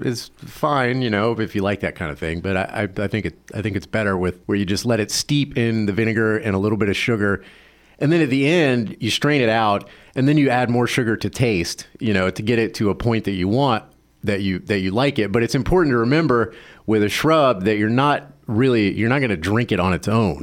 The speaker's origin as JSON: {"language": "English", "region": "the South", "country": "United States", "tie": "born or raised there", "moved": "yes", "said": "I grew up in the South and it wasn't a common thing."}